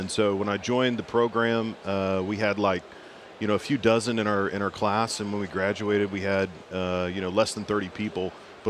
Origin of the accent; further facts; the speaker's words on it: Plano, Texas, United States; also born or lived in Oklahoma / Houston, Texas; I grew up in North Texas, Plano